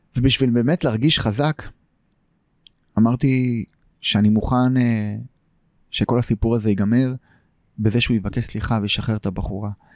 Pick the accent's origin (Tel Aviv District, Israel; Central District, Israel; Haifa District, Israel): Tel Aviv District, Israel; Tel Aviv; also born or lived in Tel Kabir, Tel Aviv; גדלתי בשכונת פלורנטין